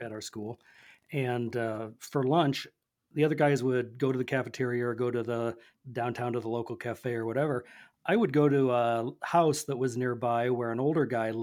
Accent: Nebraska, United States; now in Ozarks, United States; I'm a Western writer, and I grew up in Nebraska

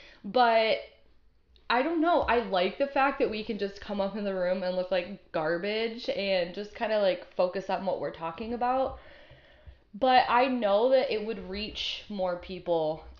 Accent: Netherlands; I am from the Netherlands, Margie.

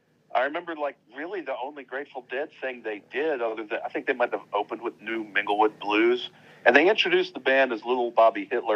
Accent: Richmond, Virginia, United States; as a kid growing up in Richmond, Virginia, you know, we had two radio stations.

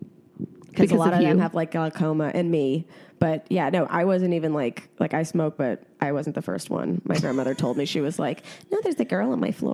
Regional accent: New York City, New York, United States; we grew up Upper East

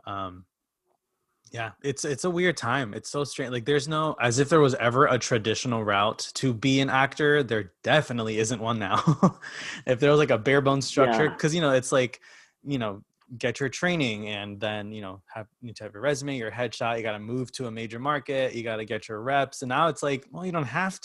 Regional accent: Connecticut, United States; moved away as an adult; now in New York, United States; I'm from Connecticut

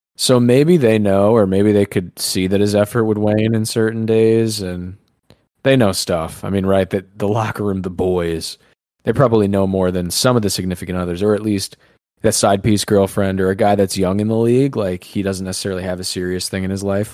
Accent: New York, United States; We're from New York

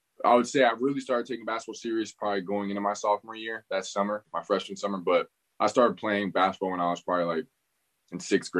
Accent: Pembroke Pines, Florida, United States; No, actually I'm from South Florida. So I'm from Pembroke Pines, which is in South Florida. It's, it's by Fort Lauderdale, not too far from like Fort Lauderdale, all that area around there, but I'm from Pembroke Pines. So I was born and raised there until I was about like 8 or 9.

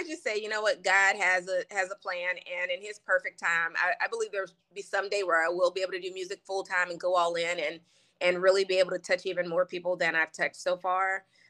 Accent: West Coast, United States; also born or lived in Louisiana; I think when I'm back home in Louisiana for a long time, you could hear it. But growing up on the West Coast, I know my mom used to always say, make sure you don't say ain't

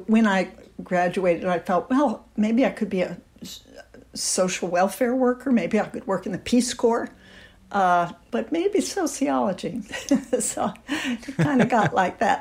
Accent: the North, United States; I was born in the North

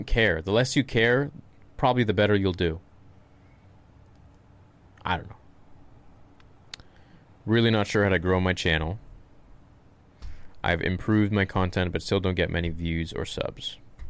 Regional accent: Romania; English is a second language; I'm from Romania.

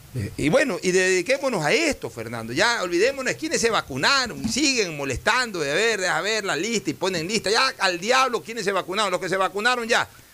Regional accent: Guayaquil, Guayas, Ecuador; me orgullo de ser porteño, o sea, yo, yo sí me siento auténticamente porteño, porque viví el puerto desde, desde mi época de, absoluta infancia

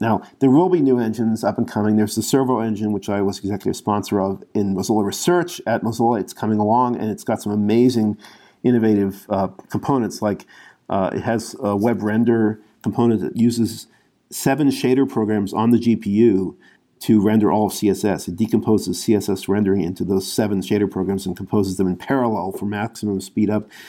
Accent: United States; as an American

